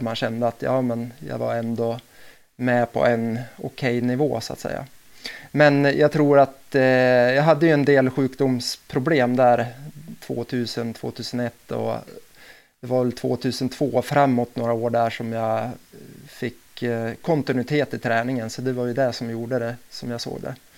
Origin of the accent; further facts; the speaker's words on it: Delsbo, Gävleborg County, Sweden; jag är uppväxt i Delsbo och Hälsingland